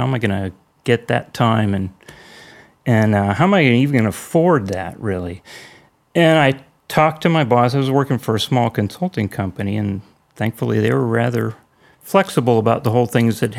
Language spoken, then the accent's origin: English; California, United States